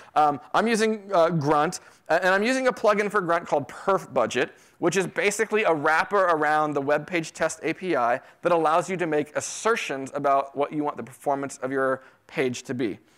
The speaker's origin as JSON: {"language": "English", "region": "Florida", "country": "United States", "tie": "born or raised there", "also_born_or_lived": "New York City", "moved": "yes", "lives_now": "Texas, United States", "said": "I grew up in Florida"}